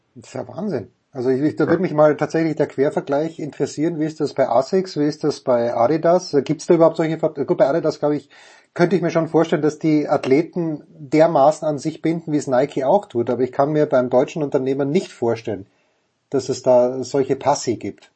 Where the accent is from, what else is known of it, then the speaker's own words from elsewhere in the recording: Köflach, Styria, Austria; now in Munich, Germany; Bernbach-Köflach in Österreich, wo ich herkomme